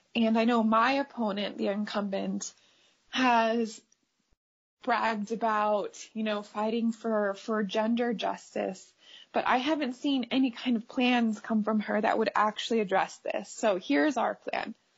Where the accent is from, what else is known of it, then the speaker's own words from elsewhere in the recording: United States; we as American women